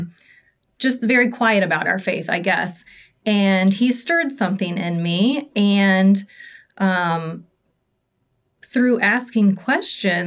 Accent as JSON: {"language": "English", "town": "Indianapolis", "region": "Indiana", "country": "United States", "tie": "born or raised there", "also_born_or_lived": "Fishers, Indiana / Carmel, Indiana", "said": "I am from the Indianapolis area. I was born and raised here"}